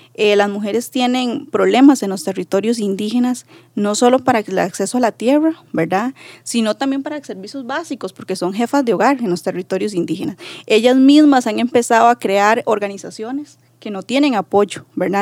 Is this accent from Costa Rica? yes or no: yes; Buenos Aires, Puntarenas, Costa Rica; Soy del territorio indígena de Terra, de Buenos Aires, de Punta Arenas.